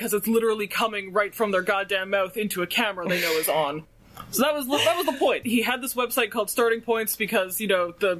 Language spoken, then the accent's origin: English; Canada